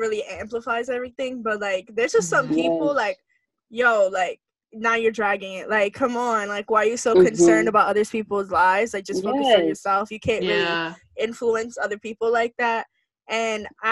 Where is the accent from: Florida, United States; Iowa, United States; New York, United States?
New York, United States; I'm obviously from New York